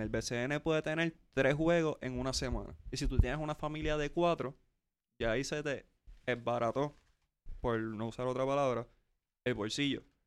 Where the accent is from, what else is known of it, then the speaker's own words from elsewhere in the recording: San Juan, Puerto Rico; soy de Coupey, así que viví eso en su apogeo